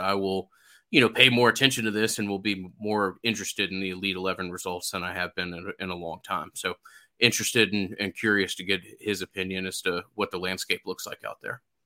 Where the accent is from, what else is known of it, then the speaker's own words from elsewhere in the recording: Atlanta, Georgia, United States; being from Atlanta